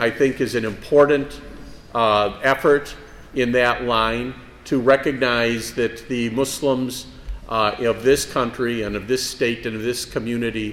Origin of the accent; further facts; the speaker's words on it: Milwaukee, Wisconsin, United States; also born or lived in Illinois; I was born in Illinois, but I've lived in Wisconsin since I was five, and I attended the Milwaukee Public Schools here